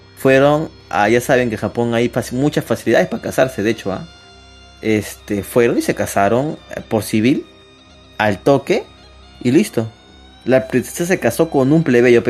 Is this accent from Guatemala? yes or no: no; Peru; somos peruanos